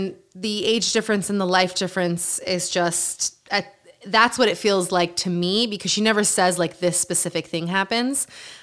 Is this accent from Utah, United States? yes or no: yes; Utah, United States; Growing up in Utah.